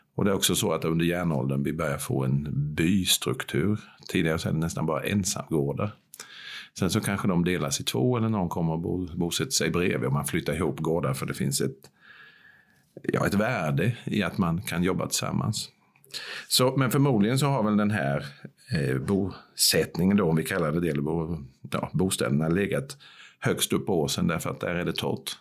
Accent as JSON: {"language": "Swedish", "town": "Växjö", "region": "Kronoberg County", "country": "Sweden", "tie": "born or raised there", "said": "Bäckaslöv som barn uppvuxen på Söder här i Växjö"}